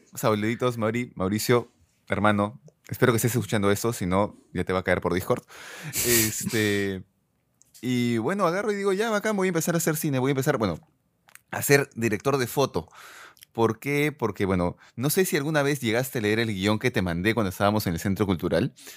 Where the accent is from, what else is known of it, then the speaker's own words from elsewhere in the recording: Peru; Un día más como peruanos